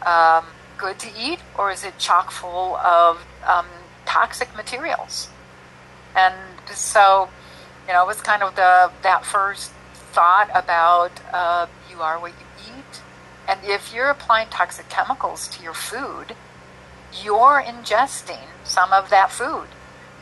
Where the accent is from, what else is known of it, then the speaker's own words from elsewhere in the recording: Minnesota, United States; I'm a Minnesota girl, born and raised in Minnesota.